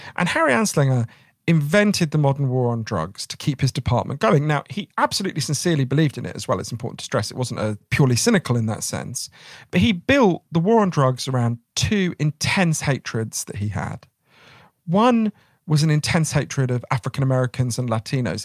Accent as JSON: {"language": "English", "country": "United Kingdom", "said": "us as British people"}